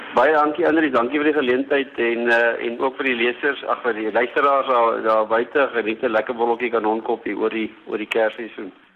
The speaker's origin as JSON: {"language": "Afrikaans", "country": "South Africa", "said": "as 'n Suid-Afrikaner"}